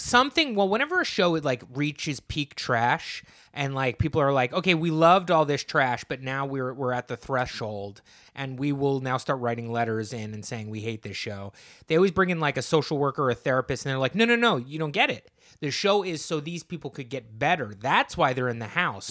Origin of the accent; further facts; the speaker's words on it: New Jersey, United States; I'm from New Jersey